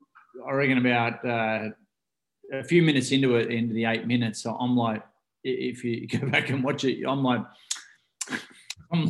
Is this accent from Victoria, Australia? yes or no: yes; Ocean Grove, Victoria, Australia; I grew up here in Ocean Grove here in Australia, and which is the southern part of Australia